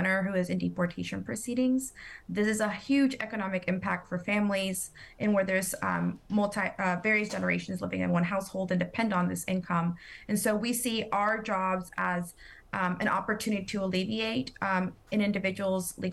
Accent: Charlotte, North Carolina, United States; also born or lived in El Salvador; I am proud to call myself a Charlottean

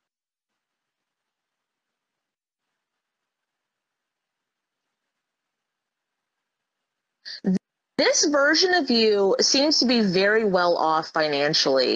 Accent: Florida, United States; also born or lived in Arizona; I grew up in Florida, lived in Arizona

